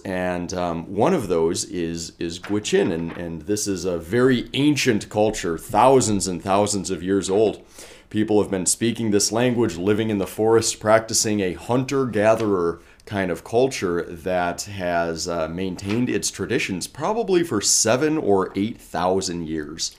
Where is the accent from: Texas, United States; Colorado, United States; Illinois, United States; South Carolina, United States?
Colorado, United States; moved away as an adult; also born or lived in Alaska / Asia; now in Warsaw, Poland; Originally, I'm from Colorado